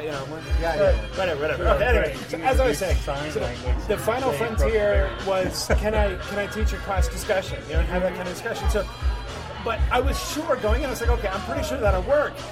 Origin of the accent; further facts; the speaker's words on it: Dover, Delaware, United States; Dover, Delaware